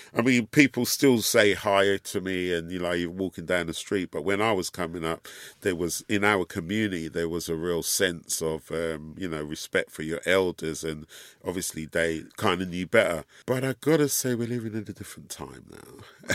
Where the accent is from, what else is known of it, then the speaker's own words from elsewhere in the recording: London, United Kingdom; And we grew up in London, and here in the U K